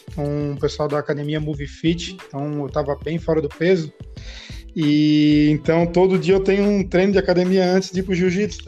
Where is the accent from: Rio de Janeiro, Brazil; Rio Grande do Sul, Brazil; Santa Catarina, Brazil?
Santa Catarina, Brazil; Florianópolis; sou aqui de Florianópolis